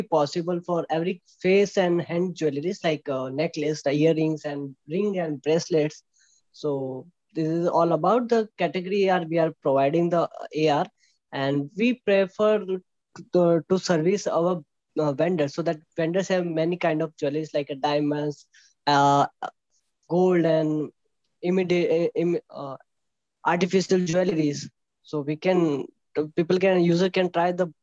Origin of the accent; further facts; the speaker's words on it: Jodhpur, Rajasthan, India; I'm from Jodhpur, Rajasthan